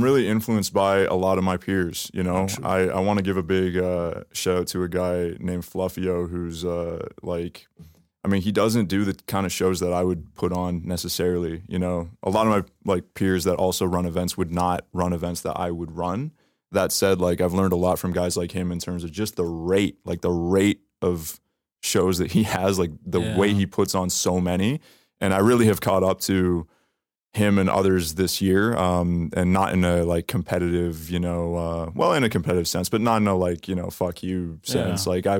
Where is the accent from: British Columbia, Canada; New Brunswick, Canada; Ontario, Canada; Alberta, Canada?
Ontario, Canada; Toronto; Grew up in Toronto, grew up close to here, Yonge and Davisville, Yonge and Eglinton.